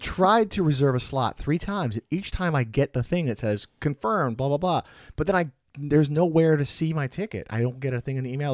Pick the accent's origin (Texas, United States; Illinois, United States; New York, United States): Illinois, United States; Chicago; moved away as an adult; also born or lived in Milwaukee area; now in Milwaukee, United States; I'm from the Chicago area